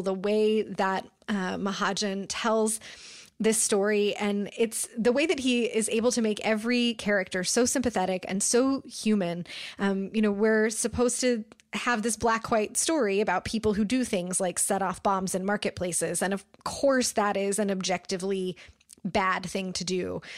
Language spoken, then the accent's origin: English; United States; me as an American reader